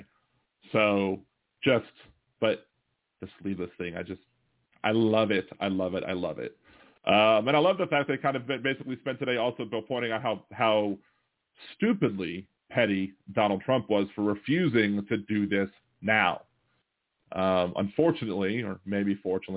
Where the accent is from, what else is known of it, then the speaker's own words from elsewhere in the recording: Baltimore, Maryland, United States; now in New Orleans, United States; I was raised in Baltimore, so I'm still a Baltimore Orioles fan.